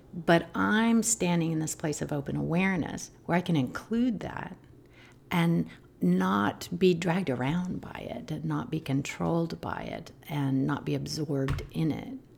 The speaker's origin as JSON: {"language": "English", "town": "Albuquerque", "region": "New Mexico", "country": "United States", "tie": "born or raised there", "said": "I grew up in Albuquerque, New"}